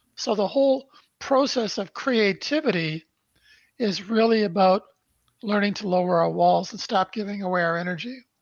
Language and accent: English; Brantford, Ontario, Canada; now in Toronto, Canada; I was born in Brantford, Ontario, Canada on December 1st, 1953. Our family lived in a small two bedroom post World War II bungalow where my mom and dad raised three boys.